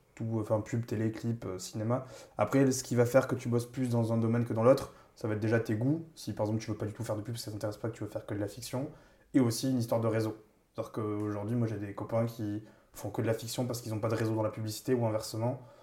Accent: Toulouse, Occitania, France; moved away as an adult; now in Paris, France; je viens de Toulouse, ça fait 8 ans maintenant que je suis à Paris

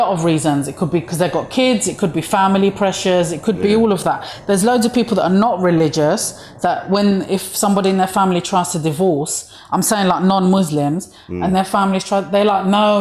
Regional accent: London, United Kingdom; I'm from East London

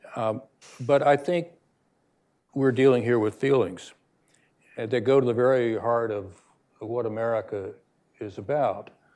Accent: United States; we as Americans have a special obligation

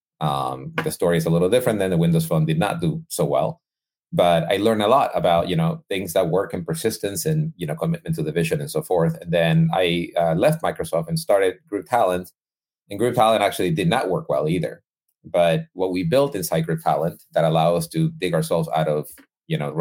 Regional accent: Guayaquil, Guayas, Ecuador; moved away; I'm originally from Ecuador. I was born and raised in Ecuador.

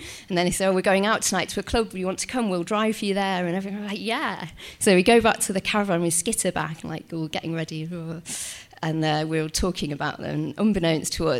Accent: Yorkshire and the Humber, United Kingdom; I'm from Yorkshire

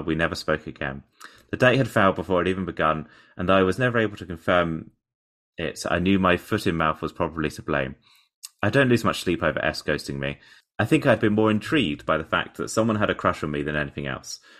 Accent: Portsmouth, South East England, United Kingdom; in Portsmouth, actually, in my hometown

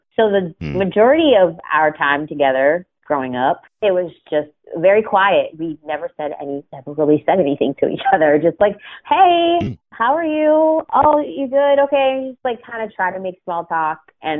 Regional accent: Pittsburgh, Pennsylvania, United States; That's what it was. I grew up in Pittsburgh.

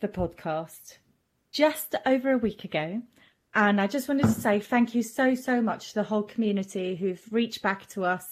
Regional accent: Switzerland; first language German; English is a second language; me being Swiss and German being my first language

